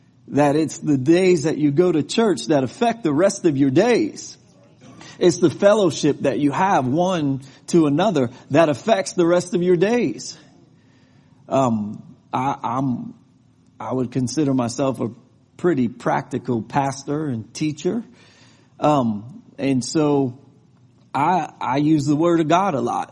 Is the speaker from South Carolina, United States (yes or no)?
no; New York, United States; now in Texas, United States; I'm from New York and I live in Texas